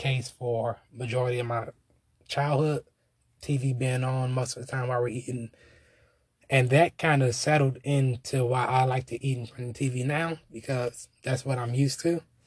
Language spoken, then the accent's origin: English; Washington, District of Columbia, United States; I am from Northwest Washington, D.C.